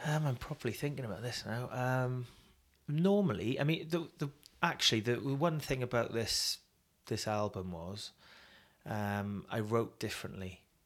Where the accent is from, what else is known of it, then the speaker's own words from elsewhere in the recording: United Kingdom; also born or lived in Wales; as British